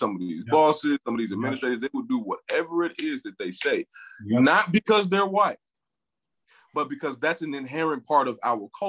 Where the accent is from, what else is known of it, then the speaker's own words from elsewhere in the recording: Nigeria; so in our experience, we're Nigerian, right?